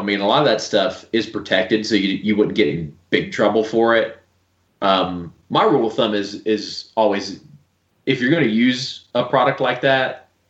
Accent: the South, United States; I grew up in the South, so everything was a Coke.

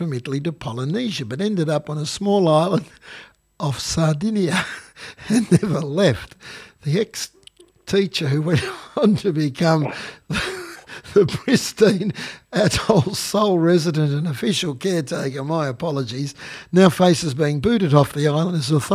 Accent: Gippsland, Victoria, Australia; we come from Gippsland. I said, look, we've lived here all our lives.

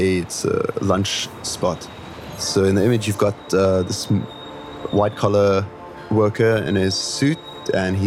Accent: Cape Town, Western Cape, South Africa; now in Hong Kong; I'm a street photographer based in Hong Kong, and I'm originally from Cape Town, South Africa.

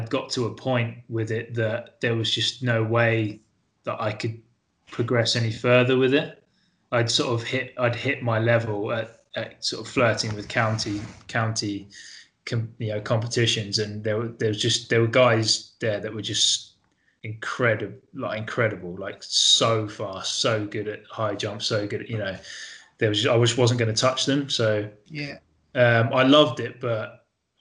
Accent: Lewes, South East England, United Kingdom; Lewis was my hometown club. That's where I grew up

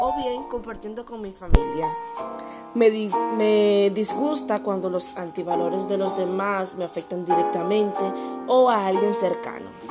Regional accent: Asturias, Spain; now in Santiago; soy de Asturias y vivo en Santiago

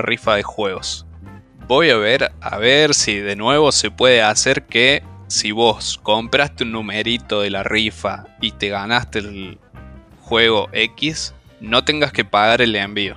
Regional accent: Córdoba, Argentina; now in Villa María, Argentina; Somos todos de Córdoba

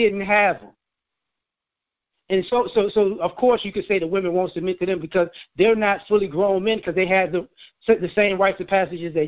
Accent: the South, United States; I was born in the South.

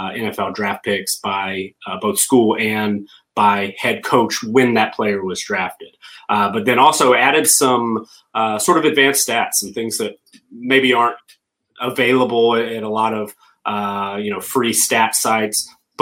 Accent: the South, United States; accent: Southern; But I every once in a while my Southern accent will slip out on a particular word, yes, too, but I lost the majority of my accent long ago, I think.

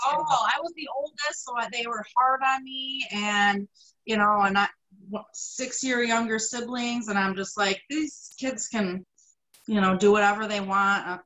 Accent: Greece, New York, United States; I grew up in Greece.

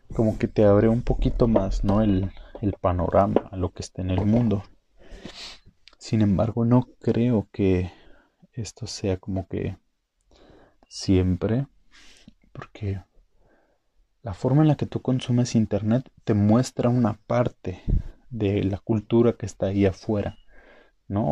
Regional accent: Mexico; México es parte de Norteamérica. Somos norteamericanos

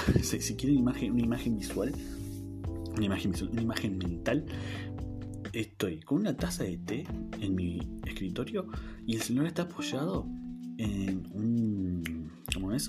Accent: Neuquén, Argentina; soy de la ciudad de Neuquén Capital, al sur del país de Argentina. Eh, tengo 25 años, como les dije, nací acá en Neuquén, criado

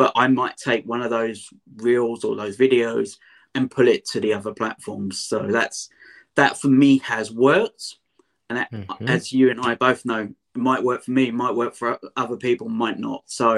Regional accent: London, United Kingdom; I'm a Londoner, an Essex boy as such, so I've got a different accent than you guys in America.

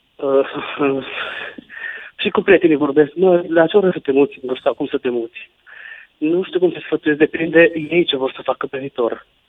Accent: Baia Mare, Maramureș County, Romania; moved away as an adult; now in Cluj-Napoca, Romania; eu provin din Baia Mare, eu din Baia Mare eu sunt originar, dar de când am început facultatea, de la 20 de ani, m-am mutat în Cluj

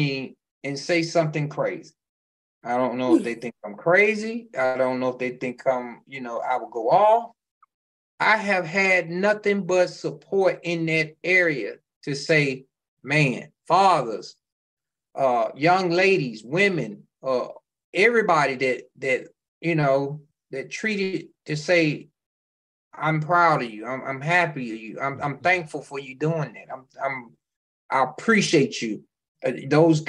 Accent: Memphis, Tennessee, United States; Memphis, which is my hometown

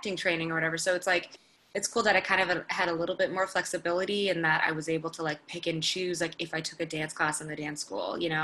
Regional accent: Florida, United States; moved away as an adult; now in Los Angeles, United States; I'm from Florida originally

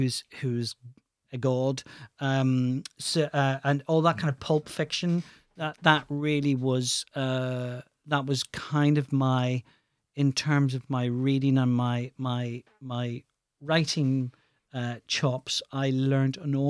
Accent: Ireland; And I said, "Oh, yeah, I'm from Ireland." And instantly, the first thing they would say is, "Oh, you're from the north or the south." And my response was always, "I'm from the east."

